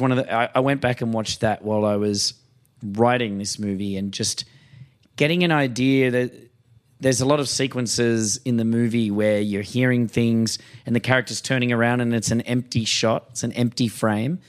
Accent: Australia; as an Australian

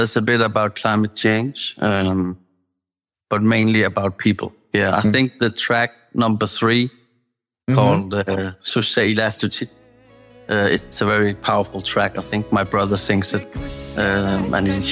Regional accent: South Greenland, Greenland; moved away as an adult; also born or lived in New Zealand / Qaqortoq, Greenland; now in Nuuk, Greenland; I was raised in South Greenland, down in a small town called Nanook

